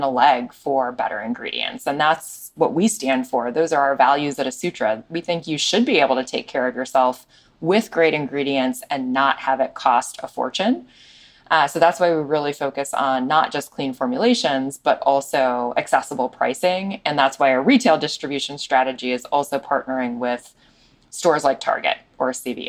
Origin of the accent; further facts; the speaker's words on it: Chicago, Illinois, United States; we run the business in Chicago, my hometown